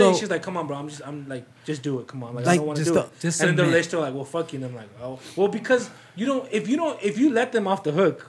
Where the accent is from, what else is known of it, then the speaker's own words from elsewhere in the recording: Texas, United States; we're from Texas.